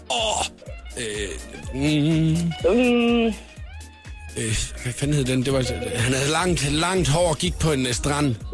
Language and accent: Danish; Southern Denmark, Denmark; Jeg er semi-jyd. Jeg er fynbo.